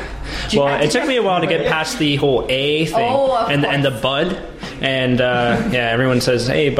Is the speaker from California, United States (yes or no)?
no; Portland, Oregon, United States; I'm from Portland, Oregon.